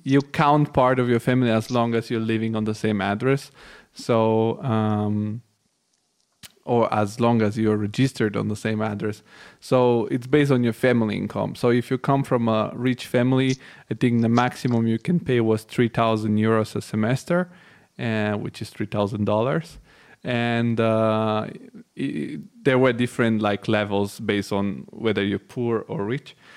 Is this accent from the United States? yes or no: no; Bulgaria; I'm originally from Bulgaria, which is an Eastern European country, and I was born in the '90s